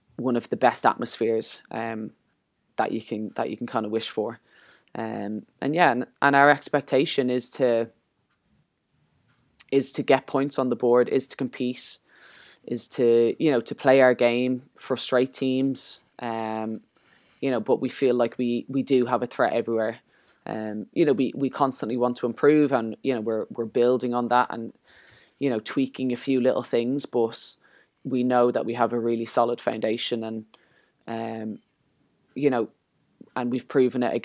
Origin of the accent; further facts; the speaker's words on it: Ireland; as Irish people